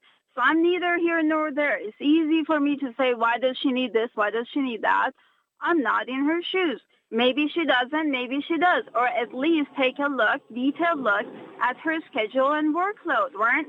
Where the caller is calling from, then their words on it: Ottawa, Ontario, Canada; I'm actually driving from Ottawa to Cornwall, and I've been listening to you.